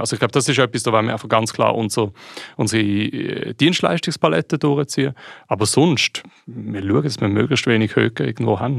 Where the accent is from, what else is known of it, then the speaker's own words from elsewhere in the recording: Switzerland; ich als Schweizer